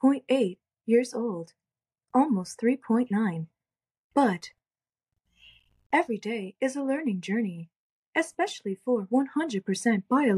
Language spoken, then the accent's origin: English; Toronto, Ontario, Canada; I'm from Toronto, Ontario.